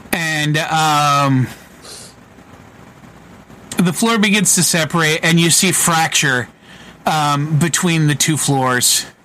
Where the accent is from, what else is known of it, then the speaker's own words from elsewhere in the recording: Canada; Fuck, I'm from Canada. They think I'm slow.